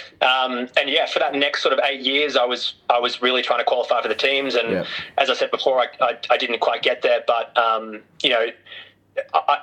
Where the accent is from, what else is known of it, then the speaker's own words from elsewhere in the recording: Australia; also born or lived in Europe / Singapore; I'm from Australia